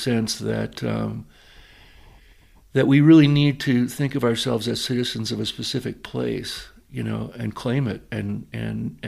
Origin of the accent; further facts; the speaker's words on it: North Shore of Long Island, New York, United States; moved away; also born or lived in Massachusetts / Colorado; I grew up on the North Shore of Long Island